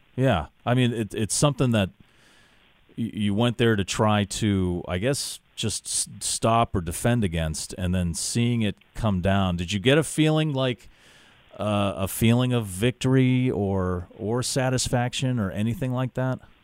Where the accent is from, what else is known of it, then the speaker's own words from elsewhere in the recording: Worcester, Massachusetts, United States; former uh, resident of Worcester, Massachusetts, my hometown.